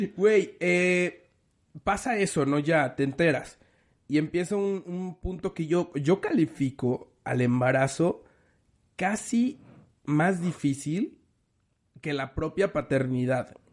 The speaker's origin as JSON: {"language": "Spanish", "country": "Mexico", "said": "Soy mexicano"}